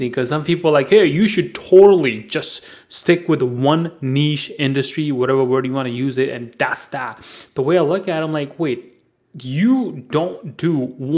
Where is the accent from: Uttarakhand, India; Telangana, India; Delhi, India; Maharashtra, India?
Delhi, India; New Delhi; I am from New Delhi